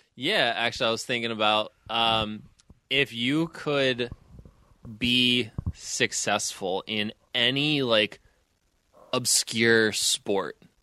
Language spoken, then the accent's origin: English; Pittsburgh, Pennsylvania, United States; growing up in Pittsburgh